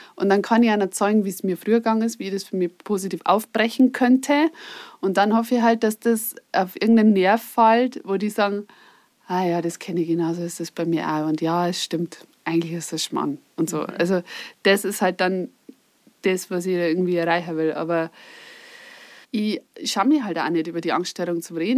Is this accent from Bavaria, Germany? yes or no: yes; Upper Palatinate, Bavaria, Germany; moved away; ich komme ursprünglich aus der Oberpfalz